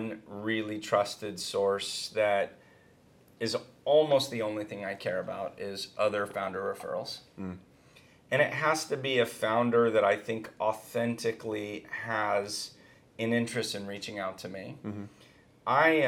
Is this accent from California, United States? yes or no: yes; Northern California, United States; moved away as an adult; also born or lived in Silicon Valley; now in Los Angeles, United States; I come from Northern California